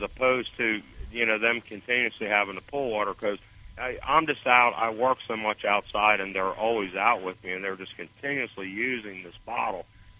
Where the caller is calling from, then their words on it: Stuart, Florida, United States; Little north of West Palm Beach in Stuart.